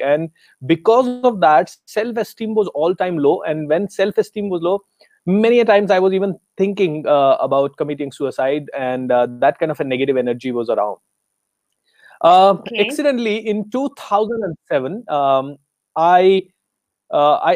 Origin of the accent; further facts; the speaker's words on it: Rajasthan, India; I am from Rajasthan in India